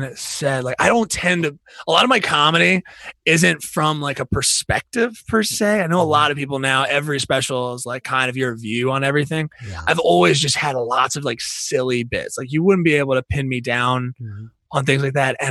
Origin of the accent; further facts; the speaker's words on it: New Jersey, United States; now in Philadelphia, United States; I'm also from New Jersey originally, so I have trash mouth.